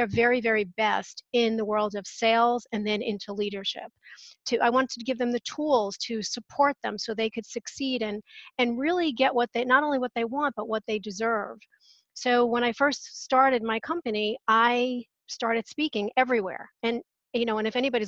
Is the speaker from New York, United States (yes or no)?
yes; New York, United States; moved away; I'm originally from New York